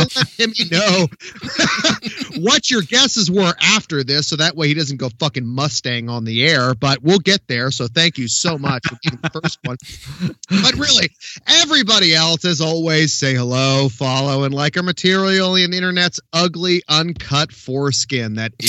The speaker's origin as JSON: {"language": "English", "country": "Canada", "said": "yeah, exactly. Especially being Canadian"}